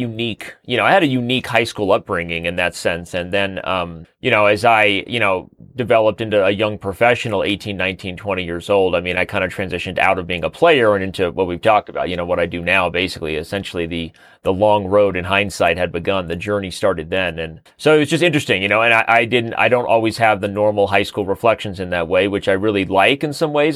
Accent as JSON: {"language": "English", "town": "Mesa", "region": "Arizona", "country": "United States", "tie": "born or raised there", "also_born_or_lived": "Colorado", "said": "I was born in Mesa, Arizona, raised in Mesa, Arizona, and lived in Mesa, Arizona"}